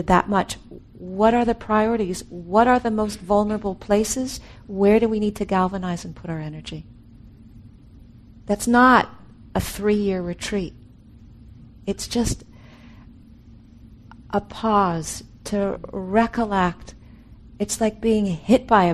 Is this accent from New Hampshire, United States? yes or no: no; California, United States; I'm from California